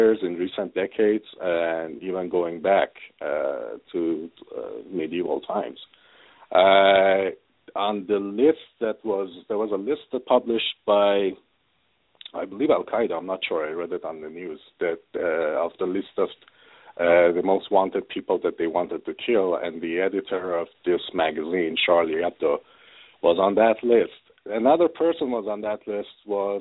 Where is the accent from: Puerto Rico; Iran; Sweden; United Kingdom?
Iran; moved away as an adult; now in Canada; I pretty much was born and raised in an Islamic country